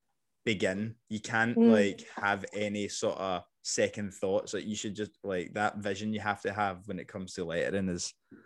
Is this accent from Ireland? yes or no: no; Scotland, United Kingdom; accent: Scottish; moved away as an adult; I mean, I probably have softened my accent a lot. I know I have, especially since moving, like, 11 years ago, whatever.